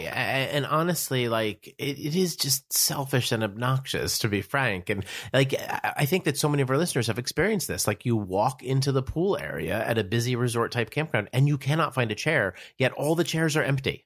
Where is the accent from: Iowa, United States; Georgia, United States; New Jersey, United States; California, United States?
New Jersey, United States; I'm from New Jersey